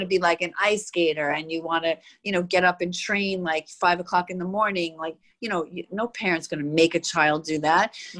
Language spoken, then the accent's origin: English; New York City, New York, United States; growing up in Queens